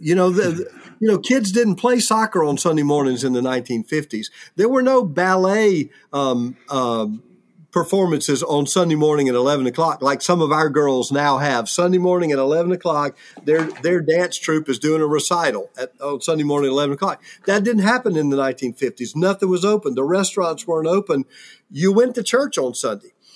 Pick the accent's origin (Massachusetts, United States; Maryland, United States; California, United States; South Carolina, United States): South Carolina, United States; when I was a child growing up in the seventies and, and early eighties, I mean, in my small s, South Carolina town